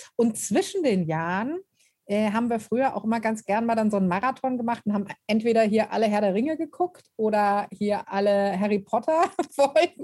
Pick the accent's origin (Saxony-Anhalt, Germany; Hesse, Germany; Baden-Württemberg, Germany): Hesse, Germany; near Frankfurt; ich komme ja aus Hessen und Frankfurt ist nicht weit